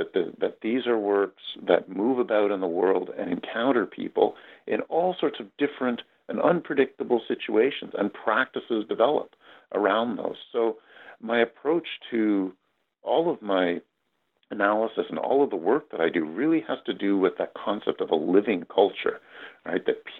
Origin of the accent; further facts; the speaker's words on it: Toronto, Ontario, Canada; That's right. Yes.